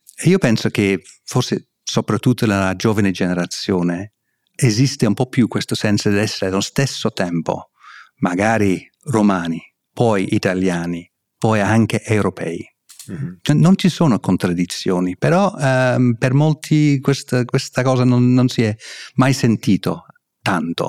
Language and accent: Italian; England, United Kingdom; Italian is a second language; moved away as an adult; sono inglese, sono britannico, eh, vengo da là